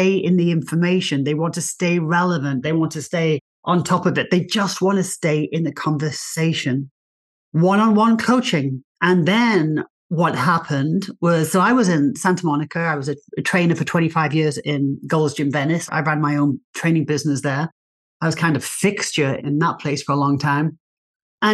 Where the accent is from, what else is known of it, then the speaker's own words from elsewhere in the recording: England, United Kingdom; accent: English; moved away as an adult; also born or lived in Australia; now in United States; So I'm English. You might be able to tell by my accent. I'm English.